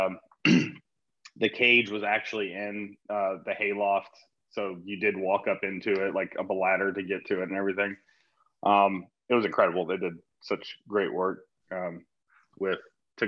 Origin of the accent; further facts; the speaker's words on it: Atlanta, Georgia, United States; now in Los Angeles, United States; I grew up in Atlanta, Georgia